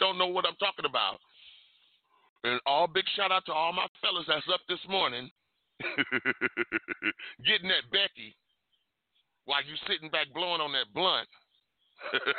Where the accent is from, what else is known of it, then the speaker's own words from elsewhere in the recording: Detroit, Michigan, United States; Detroit, Michigan, my hometown.